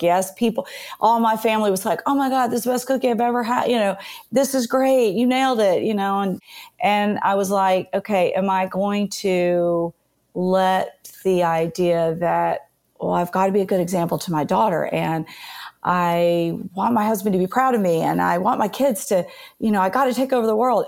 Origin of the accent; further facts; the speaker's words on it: Nashville, Tennessee, United States; So I was born and raised in Nashville. I had kind of the really pretty traditional Southern conservative upbringing